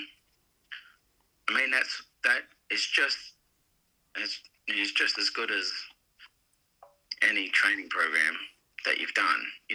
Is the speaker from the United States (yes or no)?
no; Australia; moved away as an adult; as another Australian